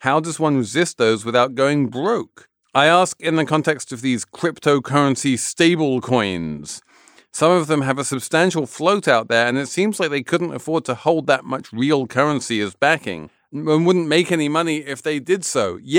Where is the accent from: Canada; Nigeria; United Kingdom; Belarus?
United Kingdom; England; So I am an Englishman of a certain age.